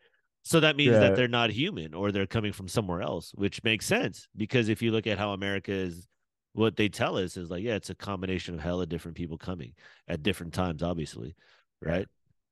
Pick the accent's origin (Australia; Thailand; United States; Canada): Australia; I'm Australian.